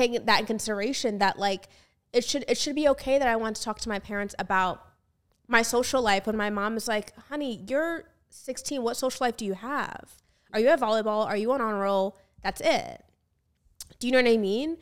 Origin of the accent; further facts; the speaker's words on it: United States; me as an American